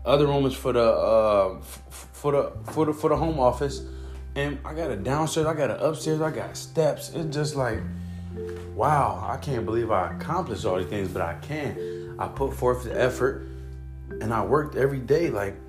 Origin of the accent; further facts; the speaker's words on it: Cleveland, Ohio, United States; now in Arizona, United States; So I came from Cleveland, Ohio. June 9th, 2020 is when I got to Arizona and when my dreams started manifesting.